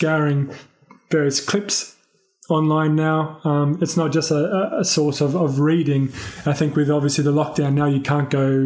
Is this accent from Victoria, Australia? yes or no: no; Sydney, New South Wales, Australia; I grew up in Sydney, Bardwell Park, more specifically, and then moved to Blakehurst, which is like down south for a bit, and then kind of settled in the inner